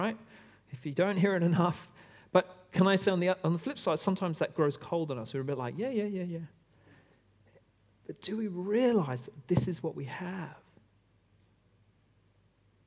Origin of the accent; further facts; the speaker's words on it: Australia; I am an Aussie through and through